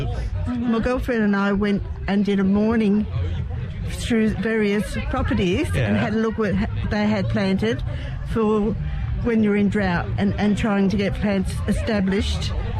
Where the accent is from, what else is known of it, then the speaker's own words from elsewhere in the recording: Gresford, New South Wales, Australia; I come from Gresford. I lived in Gresford for 25 years.